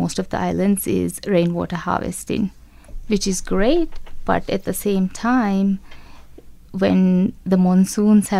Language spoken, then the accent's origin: English; Maldives; from the Maldives